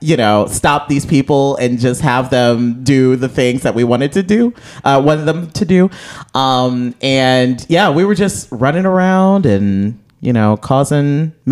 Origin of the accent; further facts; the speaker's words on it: Midwest, United States; because we're both from the Midwest.